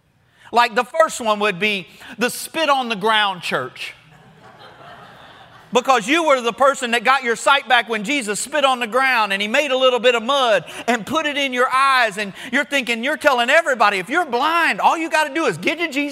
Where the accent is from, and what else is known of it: Florida, United States; born or raised there